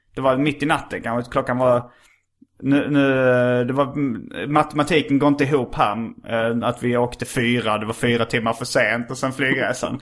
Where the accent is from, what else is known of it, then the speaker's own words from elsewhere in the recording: Skåne, Sweden; accent: skånska; jag pratar skånska